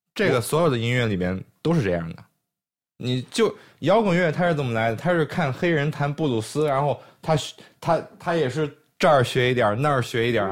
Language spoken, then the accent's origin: Chinese; China; 我们在中国出生、中国长大